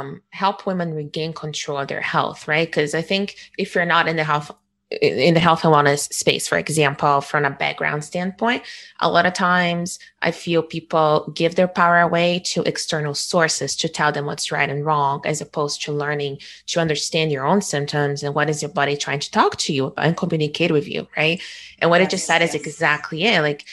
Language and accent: English; Rio de Janeiro, Brazil; moved away; I was born in Rio